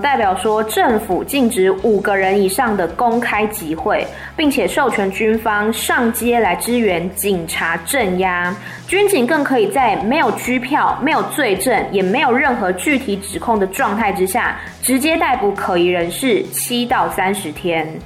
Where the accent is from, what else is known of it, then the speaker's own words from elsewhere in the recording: Taiwan; moved away; 我身在一个民主国家，叫做台湾，它教会了我如何的自由去表达自己的想法